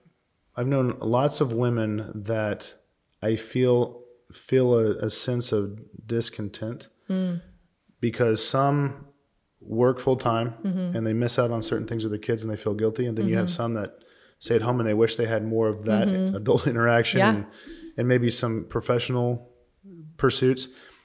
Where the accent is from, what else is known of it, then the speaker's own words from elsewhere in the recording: Missouri, United States; also born or lived in Arizona; now in Phoenix, United States; So I grew up in Missouri and we didn't have mountains.